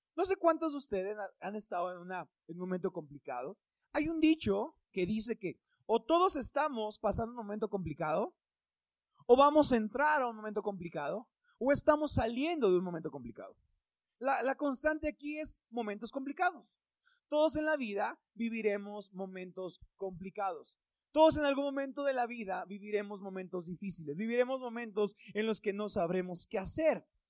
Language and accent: Spanish; Mexico; En México tenemos muchos